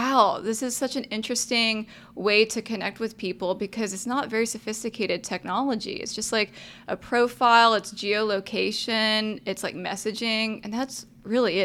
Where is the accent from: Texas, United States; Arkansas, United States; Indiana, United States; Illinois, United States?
Texas, United States; Arlington; also born or lived in San Jose, California / Austin, Texas; Grew up just outside of where Dallas Cowboy Stadium is, fifteen minutes, if y'all know Arlington